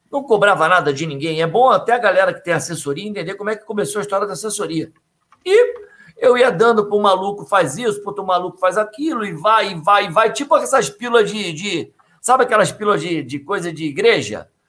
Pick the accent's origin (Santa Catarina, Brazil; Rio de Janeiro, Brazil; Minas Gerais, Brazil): Rio de Janeiro, Brazil; Niterói; Vamos lá, eu vim de Niterói para cá, fomei educação física lá pela UERJ, vim para cá, procurei emprego, virei técnico de natação